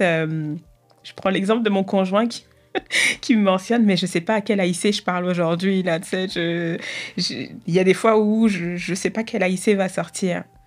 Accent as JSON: {"language": "French", "town": "Argenteuil", "region": "Île-de-France", "country": "France", "tie": "born or raised there", "moved": "yes", "said": "Je suis née à Paris euh, à Argenteuil plus précisément, c'est la, banlieue parisienne"}